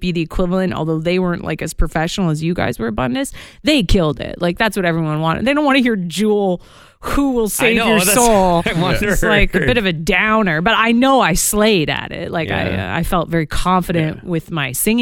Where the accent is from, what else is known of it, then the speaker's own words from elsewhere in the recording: Guelph, Ontario, Canada; also born or lived in Scotland; growing up in Guelph